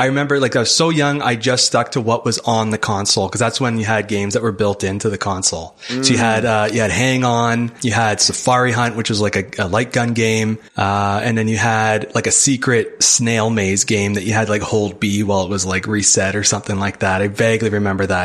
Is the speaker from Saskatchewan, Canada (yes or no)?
no; Hamilton, Ontario, Canada; I'm from Hamilton, Ontario. It's just outside Toronto